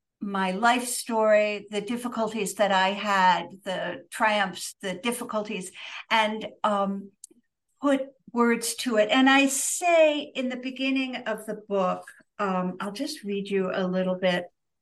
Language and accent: English; New York, United States; also born or lived in Pittsburgh, Pennsylvania / Sweden / Istanbul, Turkey; I grew up somewhat in the United States, so in upstate New York and also in Pittsburgh, but I lived abroad many years. So I lived in Sweden for 3 years. I lived in Istanbul, Turkey for 3 yea